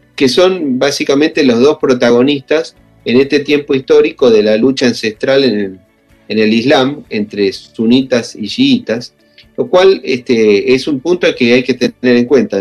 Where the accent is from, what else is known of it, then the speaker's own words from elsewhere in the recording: Argentina; los argentinos hemos experimentado en carne propia